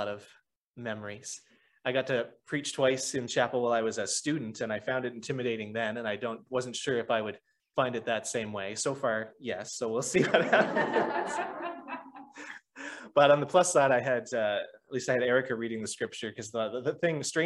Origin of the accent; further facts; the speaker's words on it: Lower Sackville, Nova Scotia, Canada; I grew up in Lower Sackville